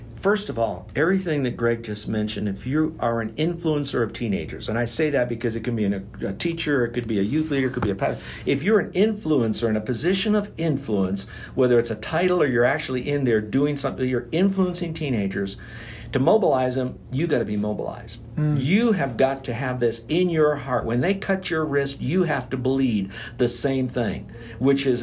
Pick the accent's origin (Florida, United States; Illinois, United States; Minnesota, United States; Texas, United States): Florida, United States; since I'm from Florida